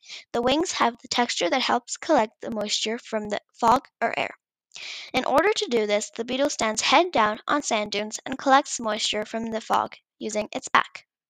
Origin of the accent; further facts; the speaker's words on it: India; 2 years ago, when I visited my home country, India, I realized that many people suffer without clean water to drink.